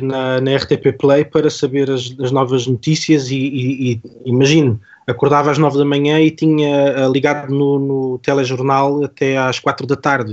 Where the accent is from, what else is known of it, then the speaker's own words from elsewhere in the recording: Algarve, Portugal; Eu sou do Algarve